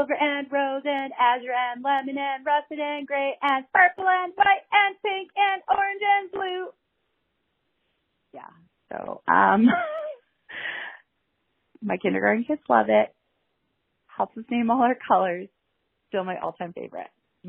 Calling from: Lethbridge, Alberta, Canada

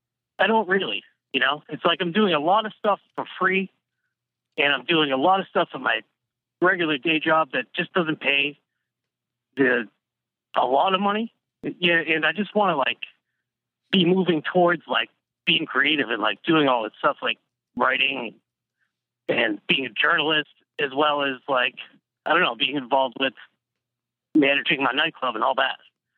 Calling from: Boston, Massachusetts, United States; I'm calling from Boston.

